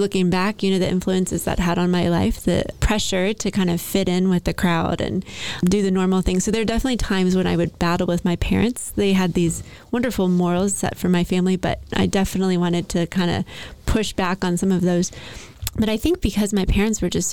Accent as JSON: {"language": "English", "town": "Lexington", "region": "Kentucky", "country": "United States", "tie": "born or raised there", "moved": "yes", "lives_now": "Nashville, United States", "said": "I grew up in Lexington, Kentucky"}